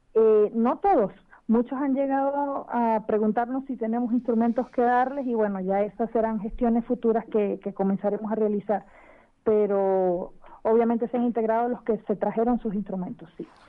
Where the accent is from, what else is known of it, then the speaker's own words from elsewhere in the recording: Venezuela; now in Chile; soy venezolana